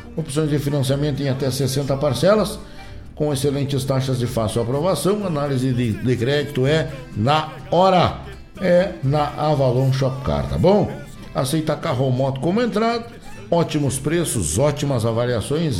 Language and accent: Portuguese; Rio Grande do Sul, Brazil; uma das maiores festas da Zona Sul do nosso estado